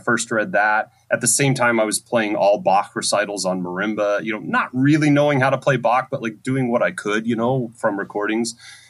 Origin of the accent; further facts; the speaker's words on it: Idaho, United States; moved away as an adult; also born or lived in Michigan; I grew up in Idaho, and I did not grow up in a musical family.